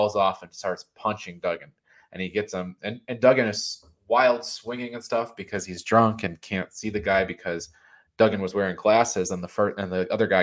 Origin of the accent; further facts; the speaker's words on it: Northeast, United States; we were growing up in the Northeast